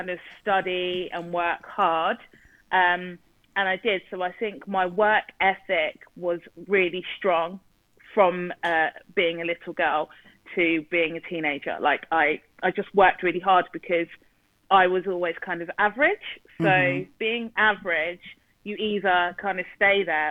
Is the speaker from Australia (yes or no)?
no; South East England, United Kingdom; England, born and bred from the south of England. So, yeah, just outside London. And I've lived here all my life